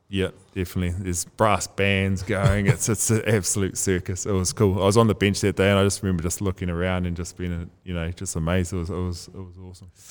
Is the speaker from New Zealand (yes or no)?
yes; New Zealand; moved away as an adult; also born or lived in Cardiff, Wales; growing up in New Zealand, you're always playing rugby